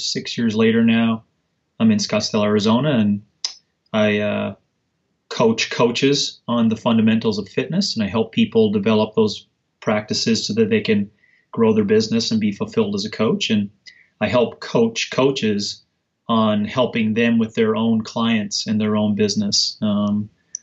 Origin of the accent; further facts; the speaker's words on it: Canada; I was born and raised in Canada.